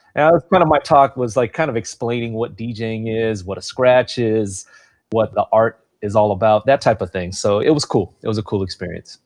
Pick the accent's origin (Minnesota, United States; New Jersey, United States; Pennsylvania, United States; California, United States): California, United States; Carson; also born or lived in Long Beach; Growing up in Carson, it's a multicultural city